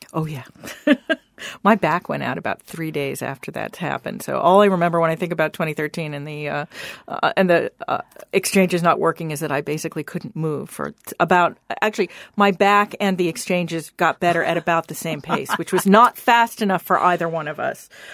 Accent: Washington, District of Columbia, United States; I grew up practically on Capitol Hill. Both my parents had worked there

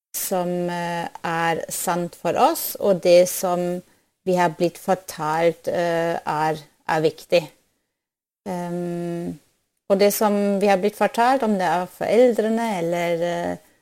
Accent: Germany; Norwegian is a second language; now in Norway; Jeg er opprinnelig fra, fra Tyskland, og så når jeg kom til, eh, til Norge

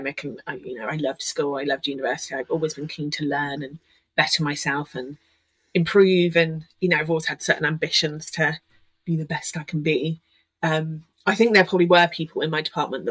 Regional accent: Oxfordshire, South East England, United Kingdom; I moved back home to Oxfordshire

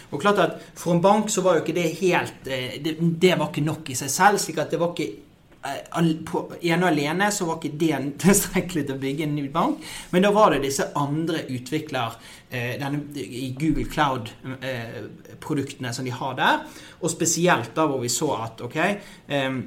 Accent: Norway; er født og oppvokst i Norge

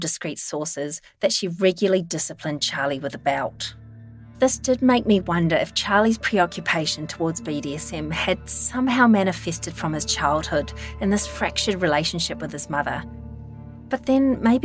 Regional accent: New Zealand; I'm a Kiwi

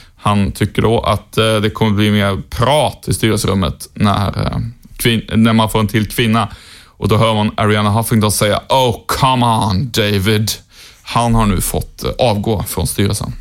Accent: Sweden; svensk journalist

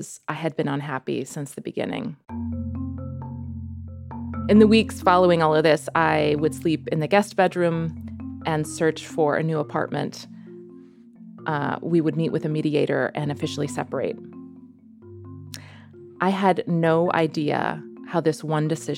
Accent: United States; moved away as an adult; also born or lived in New York City; now in Netherlands; I'm an American woman, and I live in Holland

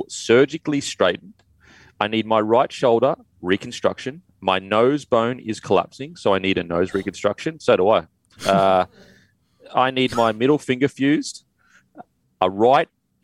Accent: Queensland, Australia; a Queenslander

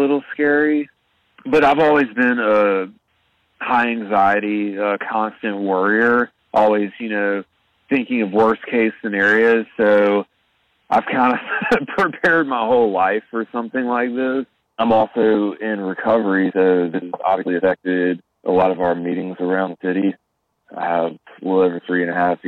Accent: Birmingham, Alabama, United States; I'm from Birmingham, Alabama

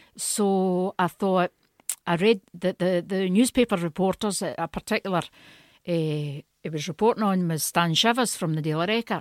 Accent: Stewarton, Scotland, United Kingdom; moved away as an adult; also born or lived in Italy; I was born in Stewarton, a wee village in Ayrshire near Kilmarnock.

